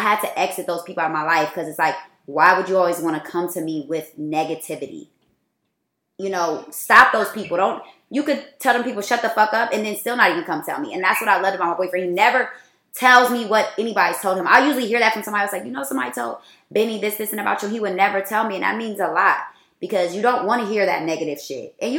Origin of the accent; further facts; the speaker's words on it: Columbus, United States; And it would be my friends that I grew up with in Columbus.